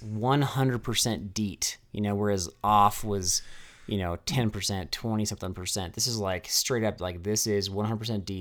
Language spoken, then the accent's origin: English; Castle Rock, Colorado, United States; in Castle Rock, in my hometown